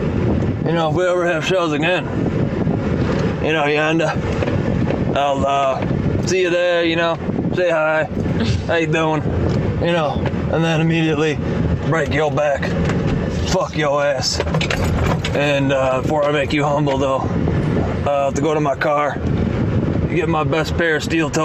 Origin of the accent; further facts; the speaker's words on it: Chicago, Illinois, United States; I'm from Chicago as well